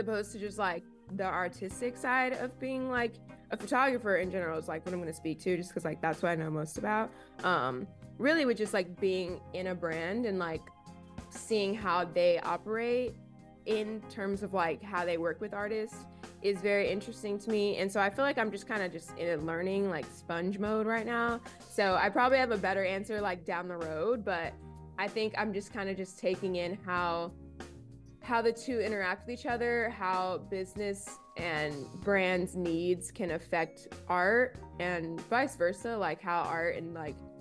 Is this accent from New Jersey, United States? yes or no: no; Kansas City, Missouri, United States; moved away as an adult; also born or lived in Columbia, Missouri; now in Boston, United States; I was born and raised in Kansas City, Missouri